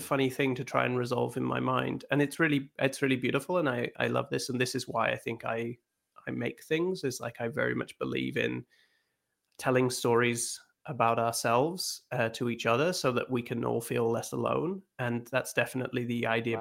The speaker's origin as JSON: {"language": "English", "region": "Scotland", "country": "United Kingdom", "tie": "born or raised there", "said": "I grew up in Scotland"}